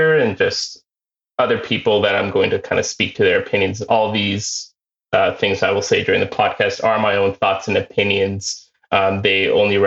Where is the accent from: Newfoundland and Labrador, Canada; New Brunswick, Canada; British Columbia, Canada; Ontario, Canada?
Ontario, Canada; I come from Ontario, Canada